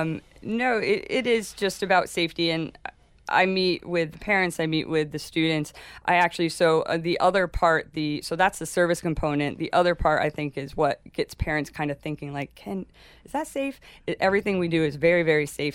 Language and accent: English; Rhinebeck, New York, United States; moved away as an adult; also born or lived in Darien, Panama; I grew up in Rhinebeck, New York